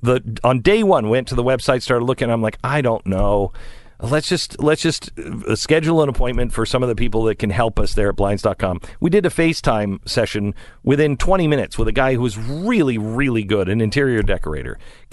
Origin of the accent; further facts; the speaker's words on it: West Coast, United States; I grew up on the West Coast, but I grew up before the West Coast went nuts.